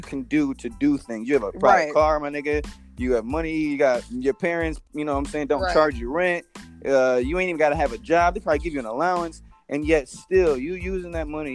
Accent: Minnesota, United States; also born or lived in Chicago, Illinois; growing up in Minnesota, like, coming from Chicago with, like, full black people, coming to Minnesota and living in this, like, suburban area

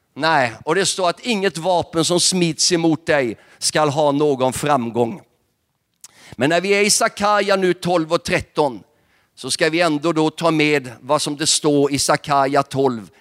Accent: Nybro, Kalmar County, Sweden; jag är själv uppvuxen i Pingstkyrkan i Nybo

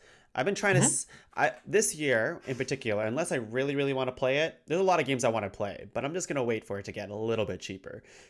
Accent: Canada; I'm no Canadian expert, even though I've lived here my entire life.

